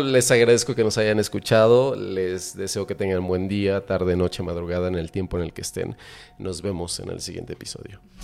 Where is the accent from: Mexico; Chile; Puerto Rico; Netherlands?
Mexico; yo ya no soy el mexicano que está orgulloso de ser mexicano